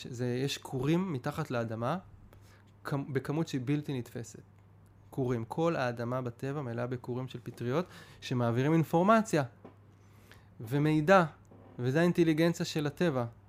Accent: Pardes Hanna-Karkur, Haifa District, Israel; אני בא מפרדס חנה, זה מה שאני מכיר

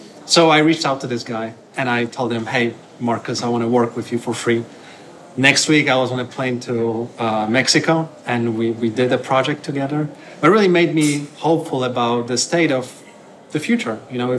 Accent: Poland; now in Barcelona, Spain; I'm originally from Poland, living in Barcelona.

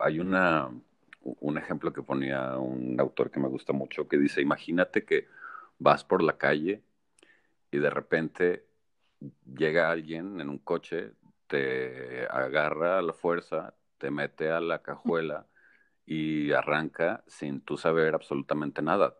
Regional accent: Aguascalientes, Mexico; moved away; also born or lived in Monterrey, Mexico / Toronto, Canada; Yo soy orgullosamente aguascalentense, hidrocálido.

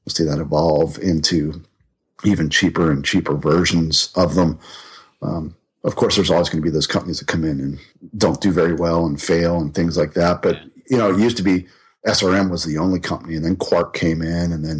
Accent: Pittsburgh, Pennsylvania, United States; now in North Carolina, United States; I grew up in Pittsburgh. I grew up in Pittsburgh

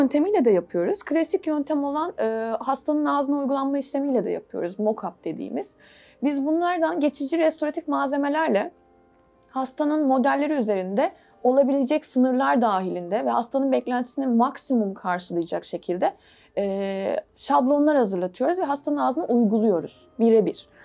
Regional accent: Istanbul, Turkey; 1980'de İstanbul doğumluyum.

